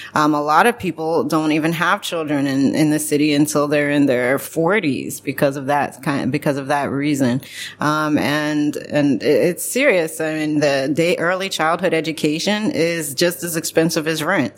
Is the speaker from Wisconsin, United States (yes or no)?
no; Columbus, Ohio, United States; moved away as an adult; also born or lived in Boston / Brooklyn, New York; now in Zagreb, Croatia; I'm from Ohio, like I mentioned before. I was born in Columbus, Ohio